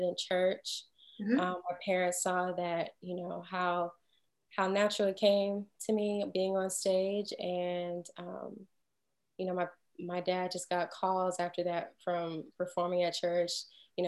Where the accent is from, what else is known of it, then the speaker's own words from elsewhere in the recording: Houston, Texas, United States; also born or lived in Boston, Massachusetts / New York; now in Atlanta, United States; I'm originally from Houston, Texas